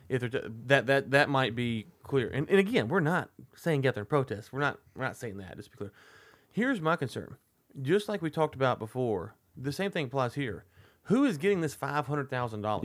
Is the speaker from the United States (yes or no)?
yes; United States; I'm American